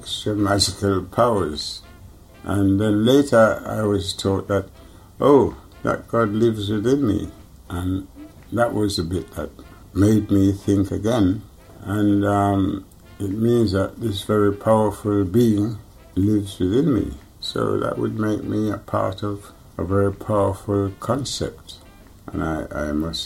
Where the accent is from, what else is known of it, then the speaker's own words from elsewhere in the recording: Jamaica; I was born in Jamaica